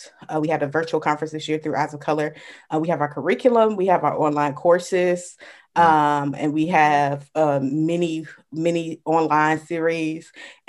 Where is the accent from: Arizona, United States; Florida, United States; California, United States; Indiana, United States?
Florida, United States; Jacksonville; So I'm from Jacksonville, Florida, PK, pastor's kid, born and raised here, went to the University of North Florida